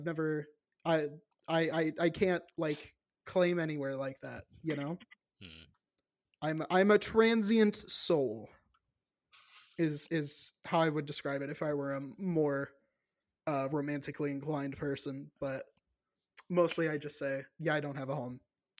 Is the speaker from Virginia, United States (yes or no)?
yes; Virginia, United States; I say, oh, I'm from Virginia. And they're like, oh, so you're still there? I'm like, no, I'm in Illinois now.